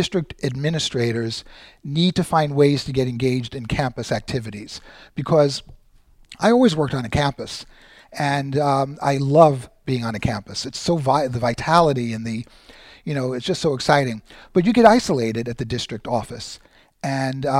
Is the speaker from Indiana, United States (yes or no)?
no; New York City, New York, United States; moved away as an adult; also born or lived in Queens, New York / Manhattan, New York; now in San Bernardino, United States; born and raised in Brooklyn